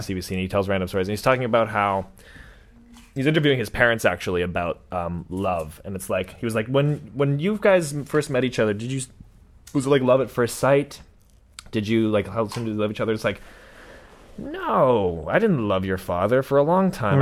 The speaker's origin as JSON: {"language": "English", "town": "Vancouver", "region": "British Columbia", "country": "Canada", "said": "I'm from Vancouver. I'm sort of from Vancouver, too."}